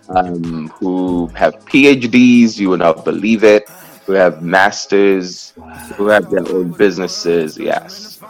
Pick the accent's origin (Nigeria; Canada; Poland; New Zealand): Nigeria; moved away as an adult; now in New York, United States; I was born in Nigeria. I'm the uh, the fourth of six children um, uh, in five countries. Actually, that's the funny thing. So there's six of us, but we're in five countries today. Um, I left uh, I left Nigeria at 19